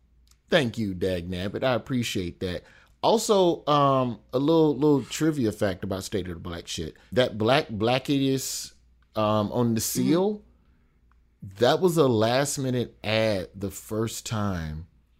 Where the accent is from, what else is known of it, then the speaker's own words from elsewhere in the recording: the South, United States; Because I'm black and from the South, and I just saw a bunch of pastors.